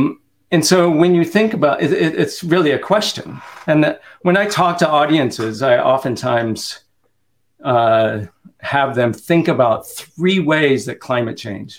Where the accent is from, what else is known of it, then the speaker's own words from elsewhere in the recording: Kansas, United States; And so my brother in Kansas, right? I grew up in Kansas.